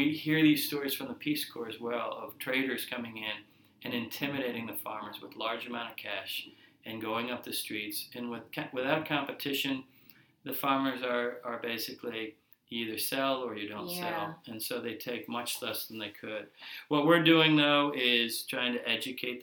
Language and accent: English; United States; moved away as an adult; now in Mozambique; being an American businessman, a Mozambican business owner, and a resident of Mozambique for 5 years